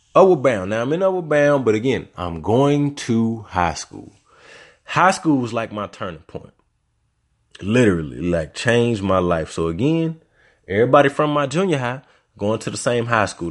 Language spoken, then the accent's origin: English; Little Rock, Arkansas, United States; also born or lived in Louisiana; I'm from Little Rock